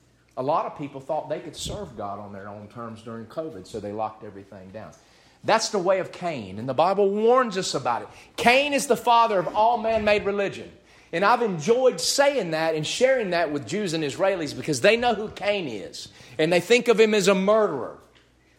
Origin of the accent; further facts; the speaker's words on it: United States; as an American who loves his country